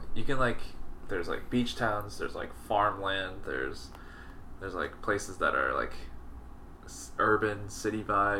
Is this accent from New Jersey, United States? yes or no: yes; New Jersey, United States; Wow, I'm from Jersey.